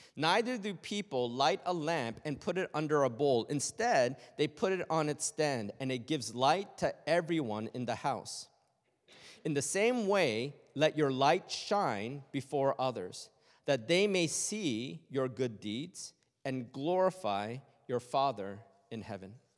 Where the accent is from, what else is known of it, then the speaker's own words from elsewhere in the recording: Toronto, Ontario, Canada; born and raised in Canada